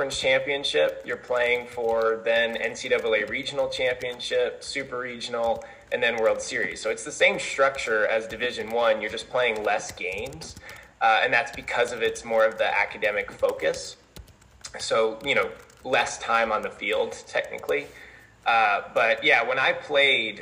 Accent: Colorado, United States; born or raised there; moved away as an adult; now in Mount Vernon, United States

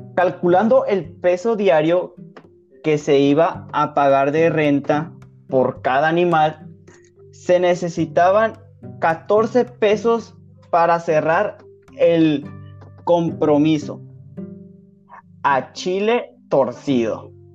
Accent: Sinaloa, Mexico

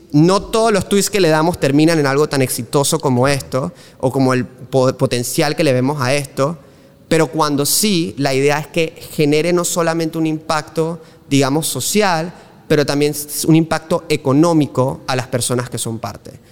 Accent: Panama City, Panama; moved away as an adult; mi vida en Panamá, mis primeros 18 años de vida, o sea que yo viví aquí toda mi vida

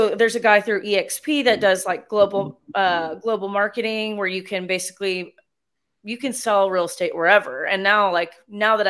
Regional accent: North Carolina, United States; now in San Angelo, United States; I'm originally from North Carolina

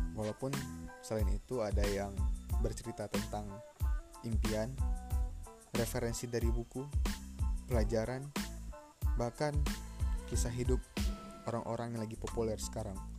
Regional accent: Medan, North Sumatra, Indonesia; Aku lahir di Medan, tujuh belas Juli seribu sembilan ratus sembilan puluh delapan.

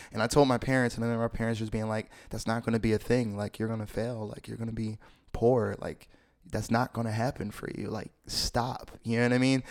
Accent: Philadelphia, Pennsylvania, United States; I grew up in Philly, Philly, P A, uptown, anything from Germantown

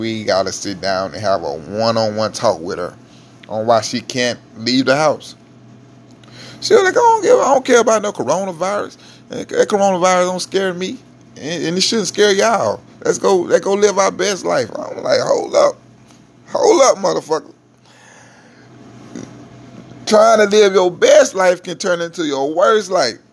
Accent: Mississippi, United States; now in Houston, United States; I'm originally from Mississippi

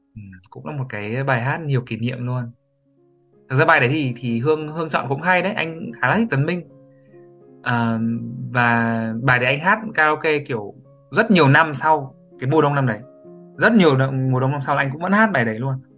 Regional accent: Hải Dương, Vietnam; moved away; mình sinh ra và lớn lên tại Hải Dương

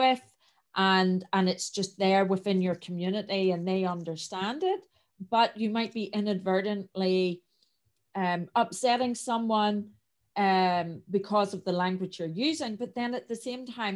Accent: Northern Ireland, United Kingdom; I have quite a strong accent. I am from Northern Ireland, and we have a lot of colloquialisms

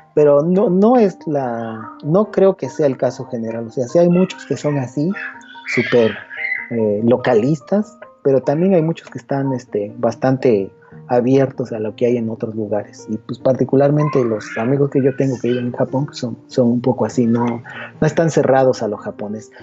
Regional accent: Mexico; De México.

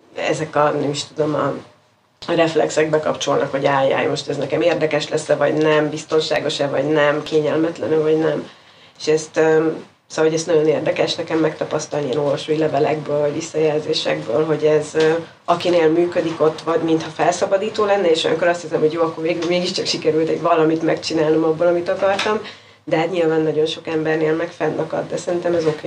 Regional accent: Hungary; first language Hungarian; moved away

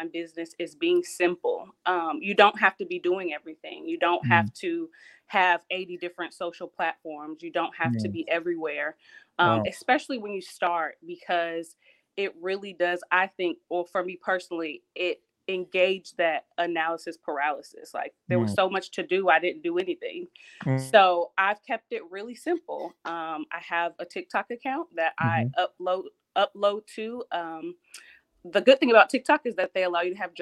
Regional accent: Ohio, United States; now in the Carolinas, United States; I'm from Ohio originally. I'm currently in the Carolinas

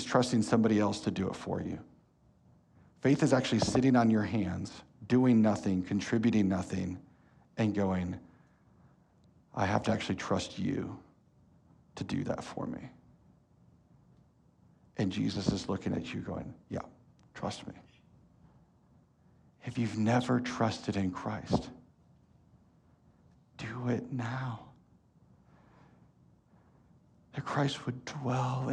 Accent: Elgin, Iowa, United States; now in Cincinnati, United States; my hometown of Elgin, Iowa, a town of 500

